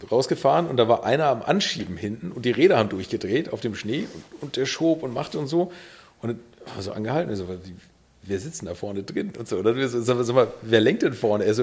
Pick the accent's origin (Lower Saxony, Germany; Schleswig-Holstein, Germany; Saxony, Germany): Schleswig-Holstein, Germany; Bad Segeberg; Ich komme aus Bad Segeberg, hier aus der Nähe